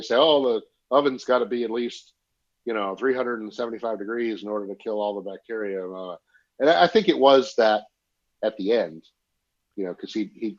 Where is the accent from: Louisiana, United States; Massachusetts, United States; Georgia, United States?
Massachusetts, United States; Massachusetts. Do I say the word house funny?